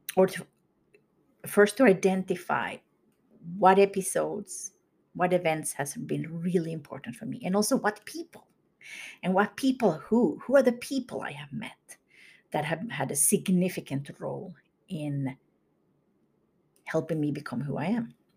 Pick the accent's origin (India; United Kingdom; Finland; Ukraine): Finland; moved away as an adult; now in United States; I grew up in Finland, moved to the U S in my late twenties.